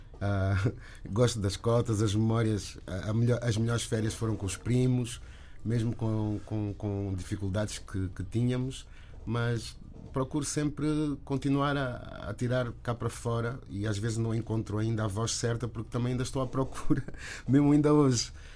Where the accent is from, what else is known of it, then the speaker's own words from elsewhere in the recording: Angola; enquanto angolano